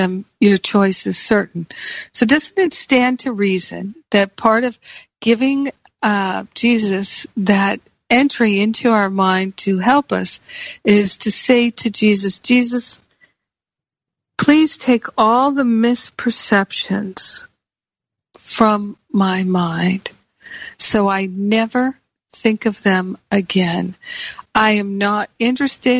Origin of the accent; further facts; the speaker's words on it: United States; moved away; also born or lived in Michigan / Rhode Island / Los Angeles; I grew up with them in Michigan and Rhode Island and in the Northeast